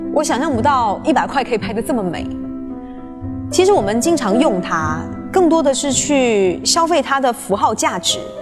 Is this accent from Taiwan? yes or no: no; China; 我们中国人